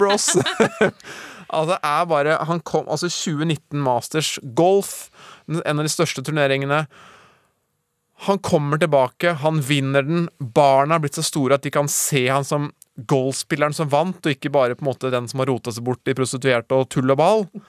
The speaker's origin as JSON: {"language": "Norwegian", "country": "Norway", "said": "jeg er norsk"}